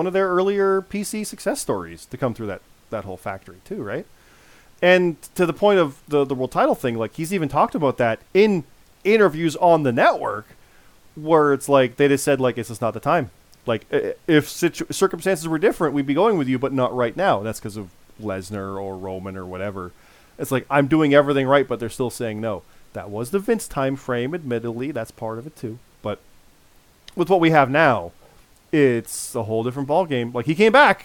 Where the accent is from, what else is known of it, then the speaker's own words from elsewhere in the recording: Canada; I'm a Canadian